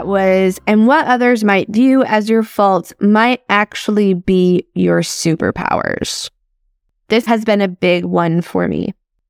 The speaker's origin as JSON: {"language": "English", "region": "Midwest", "country": "United States", "tie": "born or raised there", "said": "I grew up in the Midwest. I still live in the Midwest."}